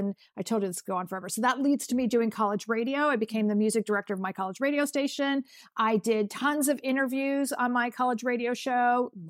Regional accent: California, United States; I was growing up in California, and I said I wanted to go back east

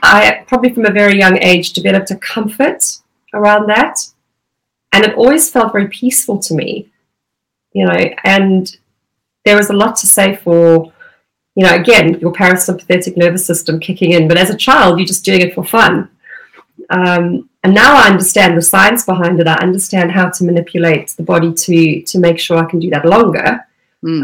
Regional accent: Durban, KwaZulu-Natal, South Africa; moved away as an adult; now in United Kingdom; I grew up around in Durban.

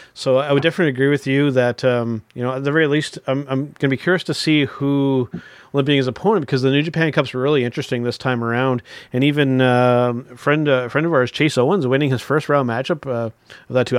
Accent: Canada; being Canadian wrestling fans

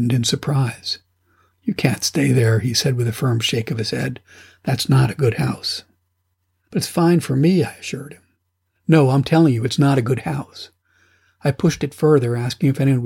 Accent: United States; moved away as an adult; also born or lived in Afghanistan / Togo / Madagascar / Tanzania; I'm an American

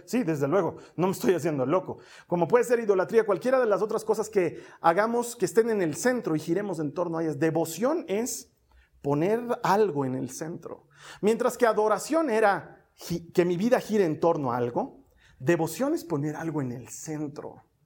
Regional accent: Bolivia; En mi país, en Bolivia

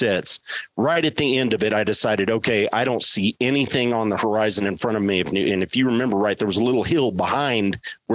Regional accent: West Texas, United States; growing up in West Texas, where I was raised

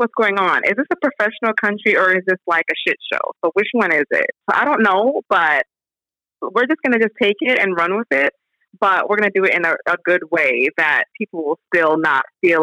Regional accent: Jamaica; also born or lived in United States; now in Indianapolis, United States; I was born in Jamaica many moons ago, and I migrated to the United States of America in 1998.

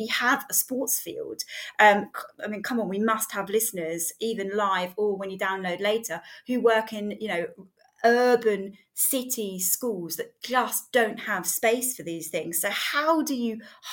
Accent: Bovingdon, East of England, United Kingdom; used to live in Bovingdon

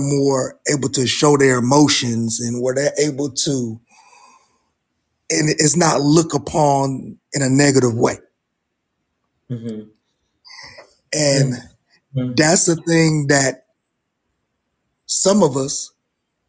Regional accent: Ohio, United States; now in North Carolina, United States; I'm from Ohio originally

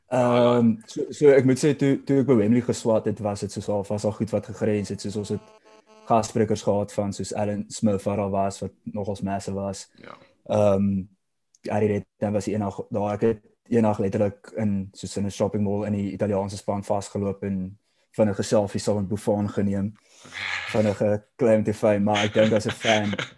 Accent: South Africa; as 'n Suid-Afrikaner

